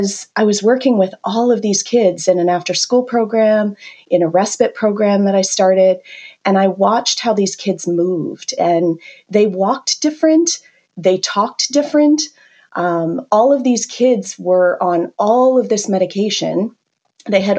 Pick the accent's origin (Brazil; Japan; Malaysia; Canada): Canada; accent: Canadian; moved away as an adult; now in United States; I'm originally from Canada